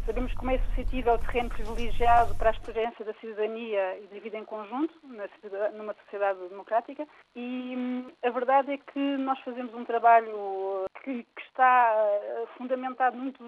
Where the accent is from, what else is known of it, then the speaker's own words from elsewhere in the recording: Portugal; now in France; sobretudo quando somos portugueses residentes no estrangeiro e estamos eh, geograficamente mais afastados.